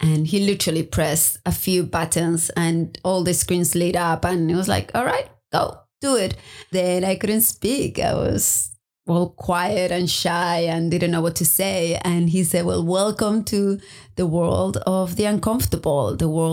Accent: Spain; also born or lived in Maui, Hawaii / United States; now in Hawaii, United States; I'm originally from Spain

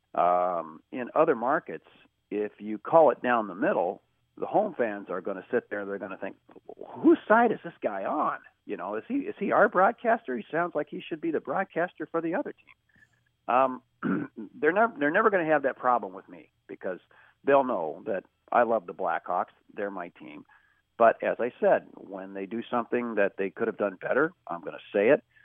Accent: Kansas City, United States; I grew up in Kansas City, okay, so it's a non-traditional hockey town

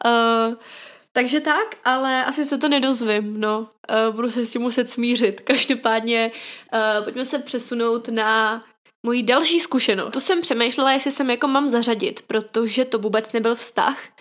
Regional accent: Ostrava, Moravian-Silesian Region, Czechia; jsem z Ostravy

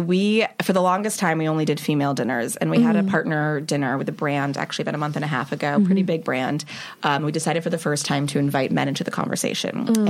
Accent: Los Angeles, California, United States; Los Angeles.

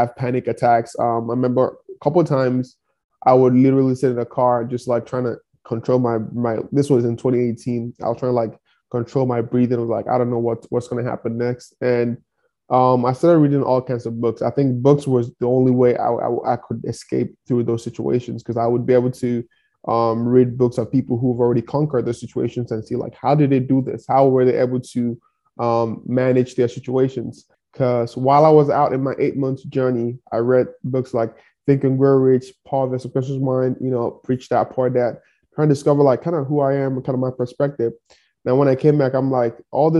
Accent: Nigeria; moved away as an adult; now in Kansas City, United States; I grew up in one of the poorest towns in Nigeria

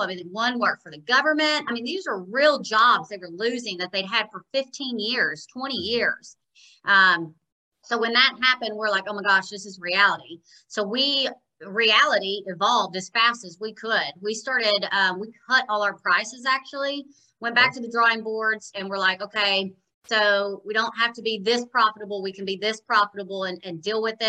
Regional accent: Jonesboro, United States; born or raised there; moved away as an adult; also born or lived in Nashville, Tennessee

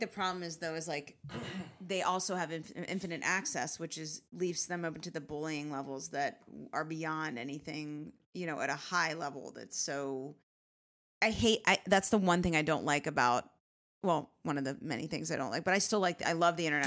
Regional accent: Richmond, Virginia, United States; now in New York, United States; growing up in Richmond, Virginia

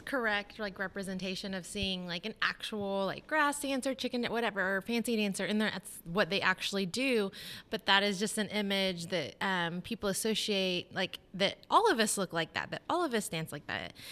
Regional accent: Tulsa, Oklahoma, United States; I was born in Tulsa, um, I lived in the Creek Nation

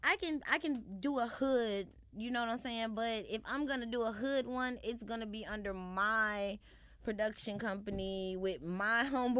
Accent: Chicago, Illinois, United States; I understand I'm from Chicago, but not everybody from Chicago is hood or whatever.

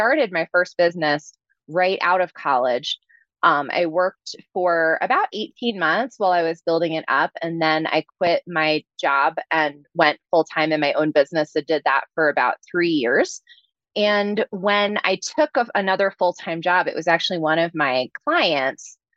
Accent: New Jersey, United States; moved away; I'm originally from New Jersey, so I'm a little bit of a fast talker

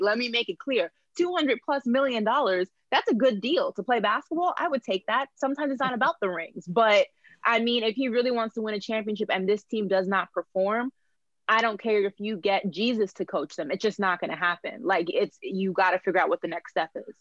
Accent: New York, United States; moved away as an adult; now in Miami, United States; my connections being from New York

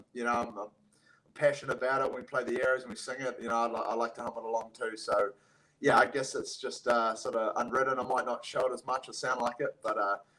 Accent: Vancouver, British Columbia, Canada; born there; since I was born in Vancouver.

